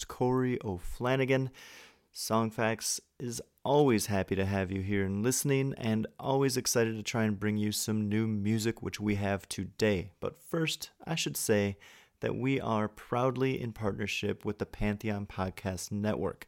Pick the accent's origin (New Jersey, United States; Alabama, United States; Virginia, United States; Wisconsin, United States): Wisconsin, United States; I was from Wisconsin